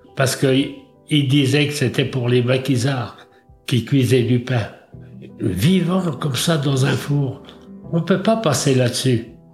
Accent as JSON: {"language": "French", "area": "Trémuson", "region": "Brittany", "country": "France", "tie": "born or raised there", "said": "1927, à Trémaison"}